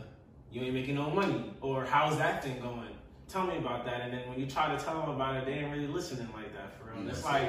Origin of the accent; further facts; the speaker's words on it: Jamaica; I'm Jamaican